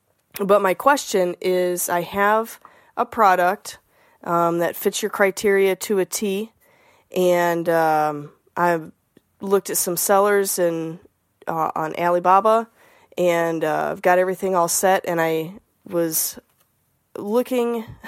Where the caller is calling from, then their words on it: Toledo, Ohio, United States; Hi, Scott. … I'm from Toledo, Ohio.